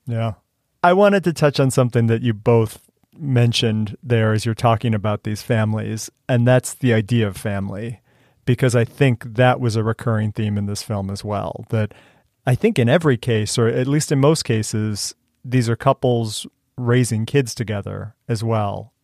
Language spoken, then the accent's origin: English; Cleveland, Ohio, United States; moved away as an adult; also born or lived in Missouri; I grew up outside of Cleveland, Ohio